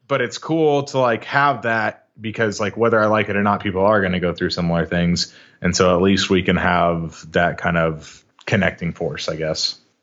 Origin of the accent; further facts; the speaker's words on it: Arlington, Texas, United States; also born or lived in Washington State / Las Vegas; Grew up in, uh, Arlington, Texas, right in the heart of the D F W Metroplex. Um, born and raised here